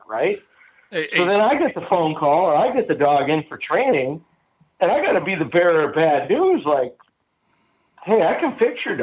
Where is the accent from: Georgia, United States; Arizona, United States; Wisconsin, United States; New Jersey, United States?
Wisconsin, United States; growing up in Wisconsin, we musky fished.